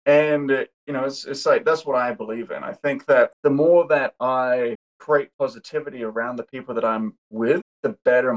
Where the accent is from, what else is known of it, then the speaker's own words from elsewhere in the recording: Australia; I'm based in Australia. I'm Australian.